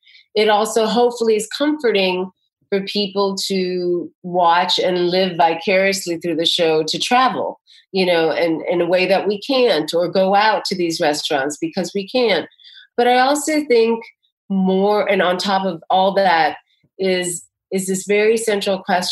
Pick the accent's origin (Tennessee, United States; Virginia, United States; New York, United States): New York, United States; New York City; You know, I'm a New Yorker. I'm used to everyone bumping against each other.